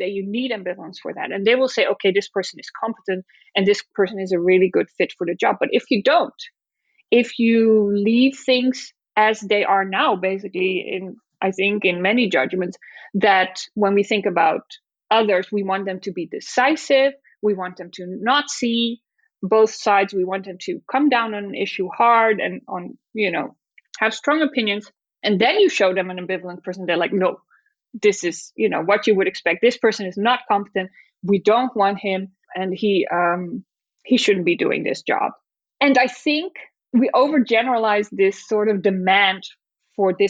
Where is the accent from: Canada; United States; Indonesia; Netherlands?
Netherlands; moved away; in the Netherlands, it's my home country